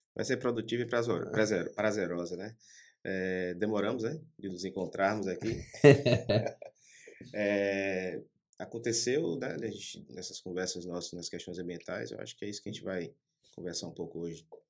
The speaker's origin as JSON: {"language": "Portuguese", "town": "Ilhéus", "region": "Bahia", "country": "Brazil", "tie": "born or raised there", "also_born_or_lived": "Paulo Afonso / Salvador / Manaus", "moved": "yes", "lives_now": "Porto Seguro, Brazil", "said": "Nasci em Paulo Afonso, me criei em Ilhéus, passei um bom tempo em Salvador, um pequeno pedacinho em Manaus, depois Porto Seguro."}